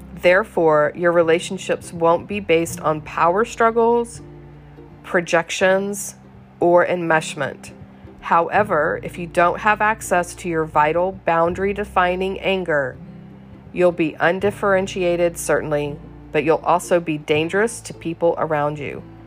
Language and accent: English; the South, United States; I was raised in the South, and good little girls don't get mad